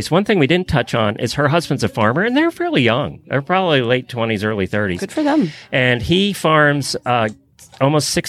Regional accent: Ocala, Florida, United States; I am from Ocala, Florida, but I'm not currently there.

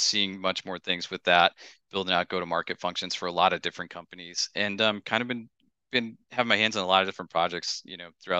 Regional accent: Northeast, United States; I grew up in the Northeast and I didn't want to go to Phoenix.

